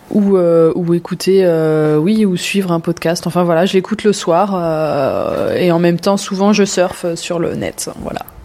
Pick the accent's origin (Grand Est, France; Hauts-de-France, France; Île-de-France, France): Grand Est, France; Sélestat; moved away as an adult; now in Haut-Rhin, France; je viens du cœur de l'Alsace, de Célestat, la, ville des premiers sapins de Noël. Euh, voilà, j'ai toujours grandi, euh, grandi là-bas